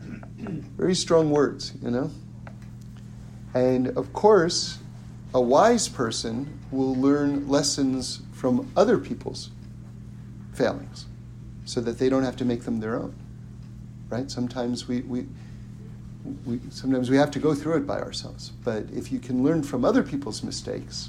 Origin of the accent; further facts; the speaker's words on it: New York City, New York, United States; I grew up in New York City and, you know, born and raised in apartments